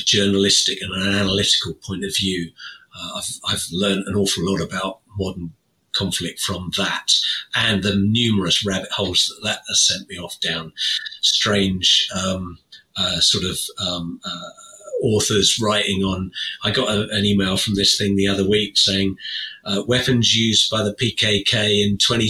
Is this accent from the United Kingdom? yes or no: yes; United Kingdom; as a Brit